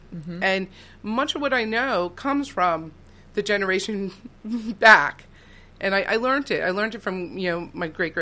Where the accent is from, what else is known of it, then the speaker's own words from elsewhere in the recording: West Reading, Pennsylvania, United States; we moved from Reading to West Reading, where I grew up.